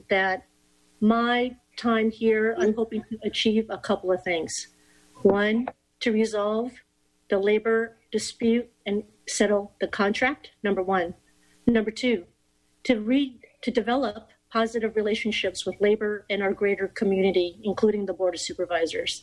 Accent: Oakland, California, United States; also born or lived in New York; I'm born and raised in Oakland, spent a lot of time in New York

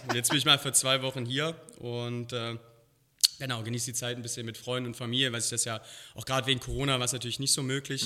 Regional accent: Halle, Saxony-Anhalt, Germany; moved away as an adult; also born or lived in Berlin / Koblenz; now in Las Vegas, United States; Ich bin in Berlin geboren, dann hier in Halle an der Saale aufgewachsen

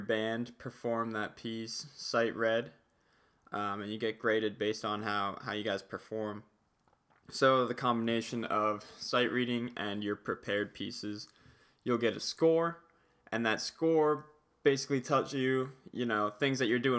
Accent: New Jersey, United States; moved away as an adult; also born or lived in Pennsylvania; I grew up in New Jersey, and then I went to school in Pennsylvania

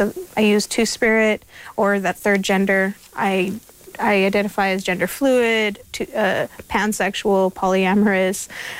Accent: Indian Canyon, California, United States; I come from Indian Canyon, and I have ancestry from what we call Ohlone territory.

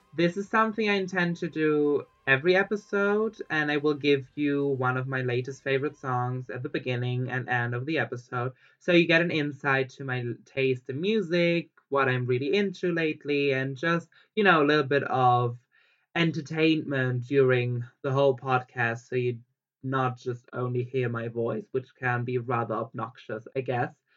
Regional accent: Germany; now in Barcelona, Spain; I was born in Germany

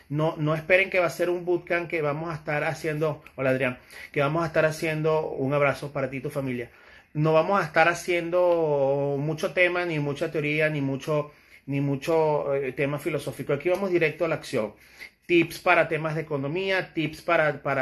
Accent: Venezuela; yo soy extranjero, y soy venezolano y yo no me meto mucho en esos temas. Ya tuve bastante con, con mi país.

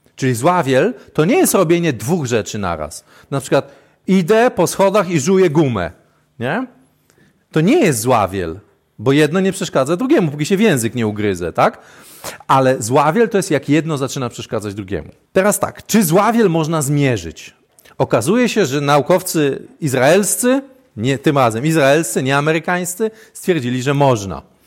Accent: Świdwin, West Pomeranian Voivodeship, Poland; jestem ze Świdwina

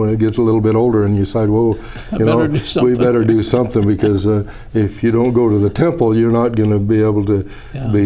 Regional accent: Vernal, Utah, United States; moved away as an adult; also born or lived in Wyoming; now in St. George, United States; where I grew up in Vernal

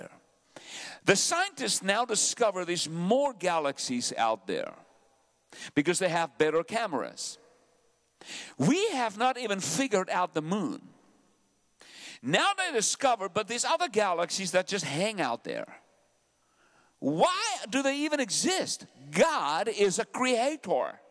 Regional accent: South Africa; also born or lived in Benoni / Pretoria; I'm a South African. I have an accent

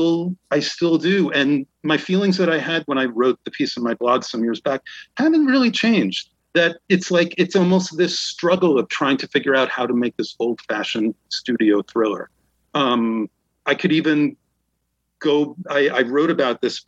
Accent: Scarsdale, New York, United States; they shot this stuff in New Rochelle, right near where I grew up in Scarsdale.

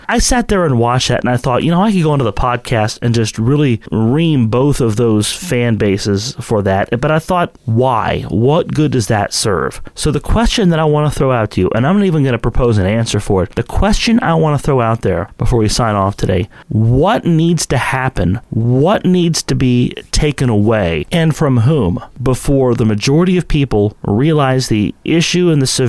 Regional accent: St. Marys, West Virginia, United States; I'm from St. Mary's. I know who's related to who for the most part

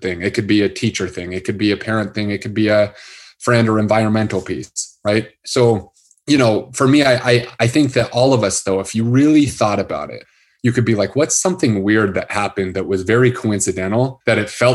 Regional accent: Salt Lake City, Utah, United States; I grew up in Salt Lake City

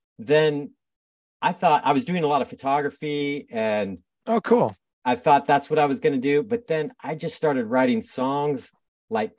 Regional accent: San Diego, California, United States; now in Portland, United States; I grew up in San Diego

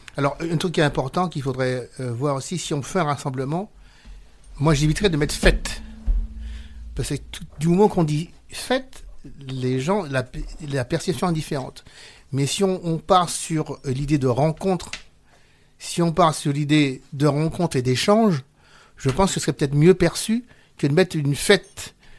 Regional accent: Villepinte, Île-de-France, France; Chez nous, à Villepinte

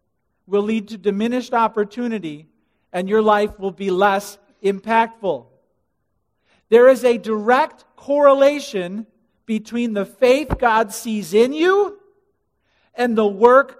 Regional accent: Illinois, United States; I'm from Illinois

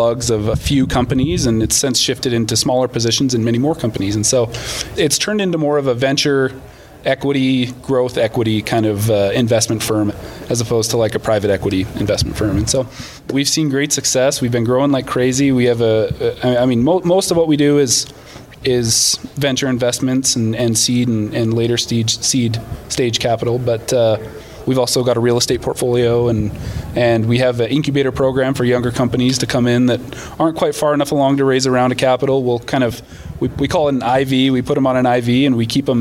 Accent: Canada; moved away as an adult; now in United States; I'm actually Canadian. I moved down to the States about 10 years ago.

